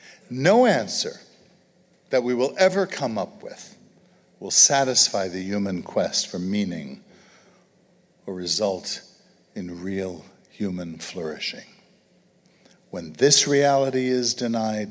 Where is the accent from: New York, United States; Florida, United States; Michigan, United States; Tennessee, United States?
New York, United States; New York City; moved away; growing up in Brooklyn